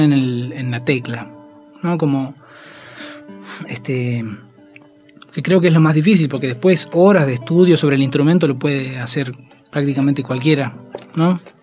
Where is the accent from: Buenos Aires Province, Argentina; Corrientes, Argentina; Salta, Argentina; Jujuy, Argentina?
Jujuy, Argentina; Tilcara; moved away as an adult; now in Buenos Aires, Argentina; carnaval de Tilcara, que es donde yo siempre estuve desde que nací